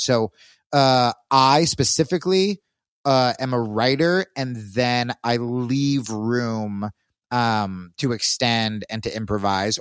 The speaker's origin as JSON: {"language": "English", "region": "Texas", "country": "United States", "said": "I'm from Texas"}